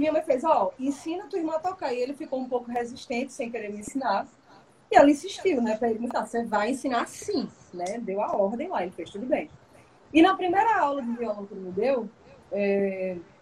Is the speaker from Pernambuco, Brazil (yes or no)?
yes; Arcoverde, Pernambuco, Brazil; also born or lived in Bahia / Águas Belas; now in Recife, Brazil; Arco Verde, que foi o lugar que eu passei menos tempo, né, de 98 a 2004, é, é justamente na fase entre os 8 e os 14